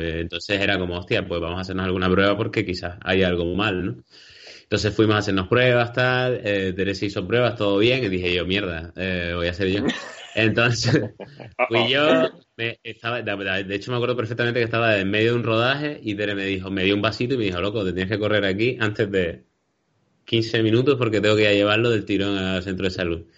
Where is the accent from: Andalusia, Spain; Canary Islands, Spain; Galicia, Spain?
Canary Islands, Spain; somos cómicos de Canarias